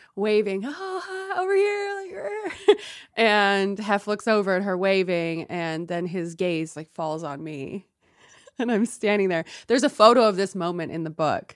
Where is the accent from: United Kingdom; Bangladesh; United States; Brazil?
United States; San Diego, California; I'm from San Diego